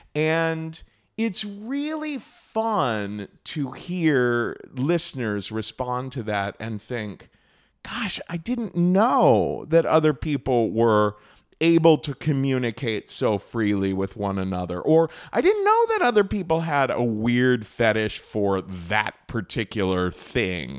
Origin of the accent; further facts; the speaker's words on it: Cincinnati, Ohio, United States; moved away; I grew up in Cincinnati, Ohio, a pretty conservative Republican town in the Midwest